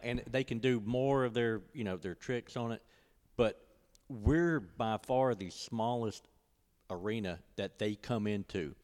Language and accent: English; Ocean Springs, Mississippi, United States; moved away as an adult; also born or lived in Starkville, Mississippi; now in Tupelo, United States; I'm originally from Ocean Springs